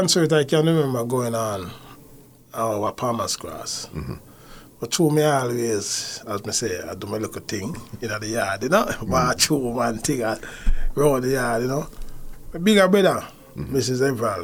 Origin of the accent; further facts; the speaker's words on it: Kingston, Jamaica; me grew up in Appian Avenue, you know, Kingston